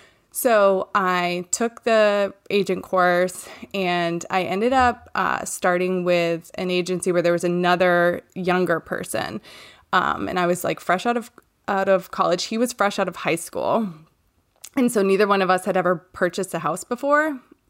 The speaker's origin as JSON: {"language": "English", "region": "Maine", "country": "United States", "said": "I'm from Maine, and I live here with my husband, Ross"}